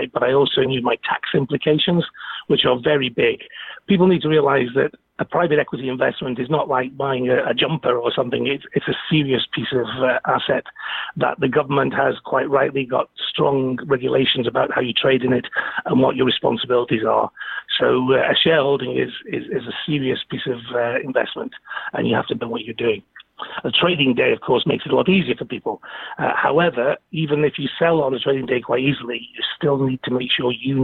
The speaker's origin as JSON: {"language": "English", "town": "Stoke-on-Trent", "region": "West Midlands", "country": "United Kingdom", "tie": "born or raised there", "also_born_or_lived": "Aberdeen", "moved": "as an adult", "lives_now": "Manchester, United Kingdom", "said": "I'm based in Manchester now, which is not too far away from Stoke, my hometown, but I did spend most of my life in Aberdeen, so nearly 30 years"}